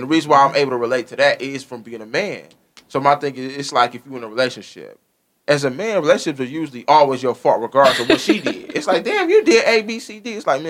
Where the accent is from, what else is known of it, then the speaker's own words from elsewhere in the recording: Taylor, Michigan, United States; I came from Taylor, Michigan, and I know I went to work.